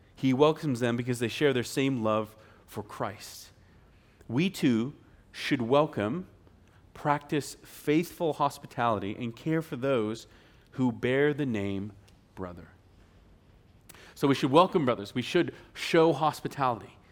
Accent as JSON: {"language": "English", "town": "Spokane", "region": "Washington", "country": "United States", "tie": "born or raised there", "moved": "yes", "said": "back in Spokane, Washington, where I'm from"}